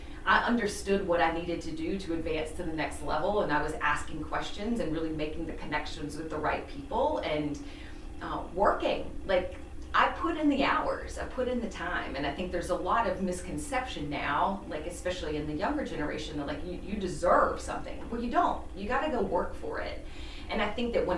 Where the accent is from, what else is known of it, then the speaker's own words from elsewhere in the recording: the South, United States; also born or lived in Chicago; now in Charleston, United States; I'm from the South.